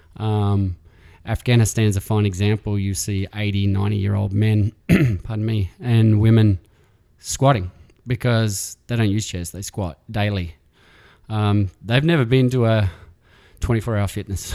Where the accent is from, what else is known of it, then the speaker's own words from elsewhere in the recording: Alice Springs, Northern Territory, Australia; moved away as an adult; now in San Francisco, United States; growing up in Alice Springs, I was as far from the city as possible